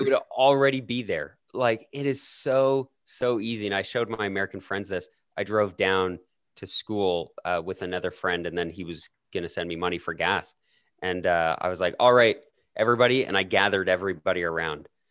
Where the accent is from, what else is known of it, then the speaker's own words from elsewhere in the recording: Alberta, Canada; accent: Canadian; my Canadian accent actually gets stronger when I'm in the United States